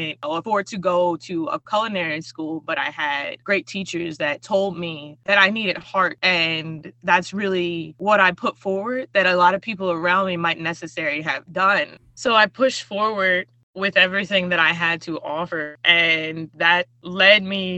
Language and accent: English; United States; as a young Black woman growing up in America